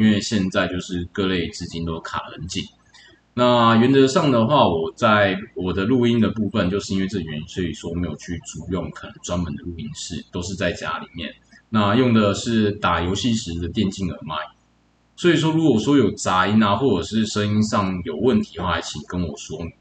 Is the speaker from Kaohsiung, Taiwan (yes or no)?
no; New Taipei, Taiwan; also born or lived in Changzhi, Pingtung; 从小在新北市这边做，呃，在新北市这边成长